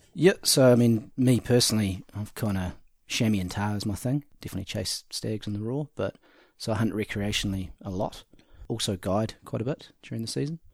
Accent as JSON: {"language": "English", "town": "Cromwell", "region": "Otago", "country": "New Zealand", "tie": "born or raised there", "said": "I grew up in Cromwell"}